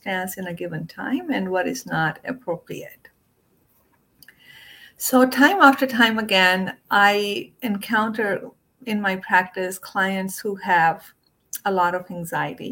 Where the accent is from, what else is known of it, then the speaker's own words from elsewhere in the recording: India; when I was growing up in India